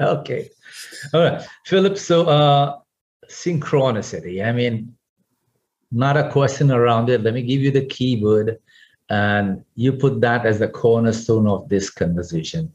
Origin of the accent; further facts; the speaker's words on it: Pune, Maharashtra, India; now in Singapore; walking on Main Street my hometown, Pune in India